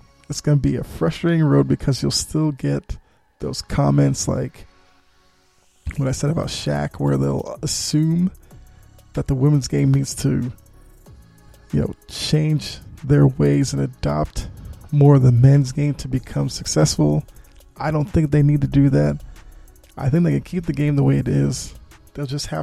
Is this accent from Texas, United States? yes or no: no; Boston, Massachusetts, United States; I'm from Boston